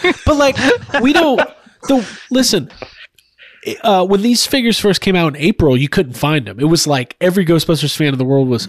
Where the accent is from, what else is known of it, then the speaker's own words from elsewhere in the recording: Canada; as a Canadian, I would be pissed about that because that was not a Canadian exclusive